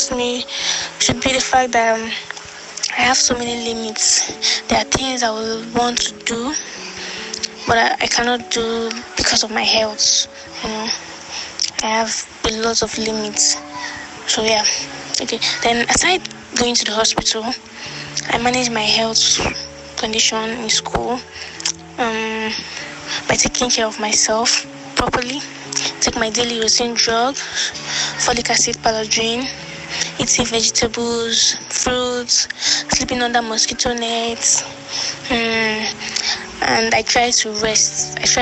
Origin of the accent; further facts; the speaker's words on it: Kogi, Nigeria; now in Niger State, Nigeria; I'm from Kogi State, but I live in Niger State